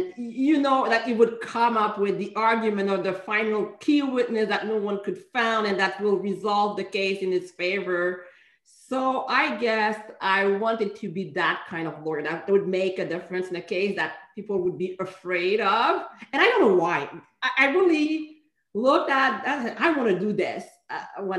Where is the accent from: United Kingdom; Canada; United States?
Canada; Montreal, Quebec; I was born in Montreal, raised in Montreal